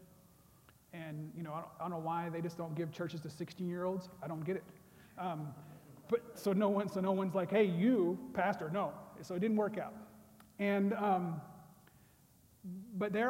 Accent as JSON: {"language": "English", "town": "Rattan", "region": "Oklahoma", "country": "United States", "also_born_or_lived": "Tulsa, Oklahoma / Los Angeles, California", "moved": "as an adult", "said": "I'm originally from Oklahoma, southeastern Oklahoma, small town called Rattan"}